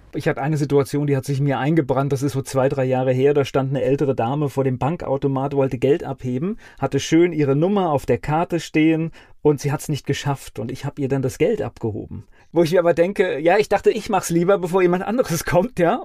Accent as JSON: {"language": "German", "country": "Germany", "said": "ich als Westdeutscher"}